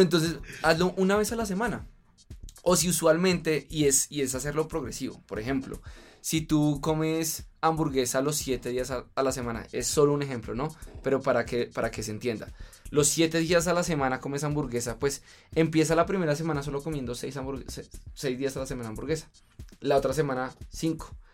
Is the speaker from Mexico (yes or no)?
no; Colombia; culturalmente como colombiano